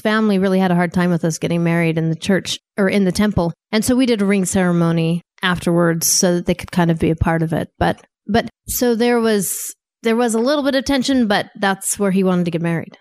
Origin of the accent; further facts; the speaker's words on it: Wyoming, United States; moved away as an adult; also born or lived in Saint Louis, Missouri / Maryland / Virginia / Washington, D.C.; I grew up in Wyoming